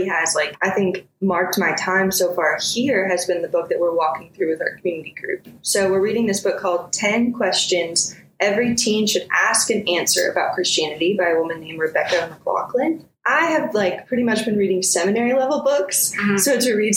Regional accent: St. Louis, Missouri, United States; moved away as an adult; now in Birmingham, United States; I'm from St. Louis, Missouri. I came down, went to Samford

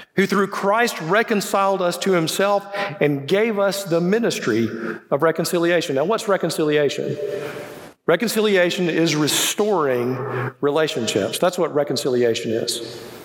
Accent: Birmingham, Alabama, United States; also born or lived in Indiana; I'm from the South. I, I, was born right here in Birmingham, so you know English is my second language.

